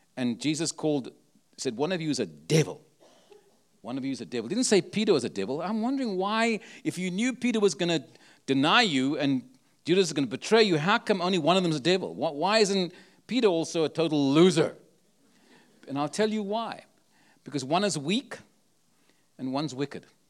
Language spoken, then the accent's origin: English; Cape Town, Western Cape, South Africa; now in San Antonio, United States; I was born in Cape Town, South Africa